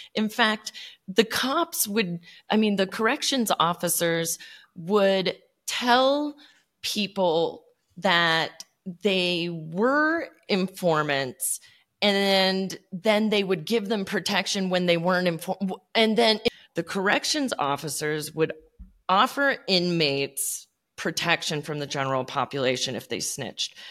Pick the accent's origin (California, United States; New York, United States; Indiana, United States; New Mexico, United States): New Mexico, United States; I grew up in New Mexico